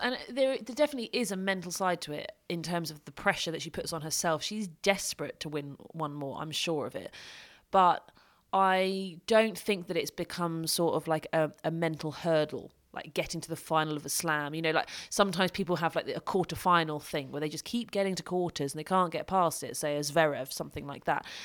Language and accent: English; United Kingdom; I'm from Britain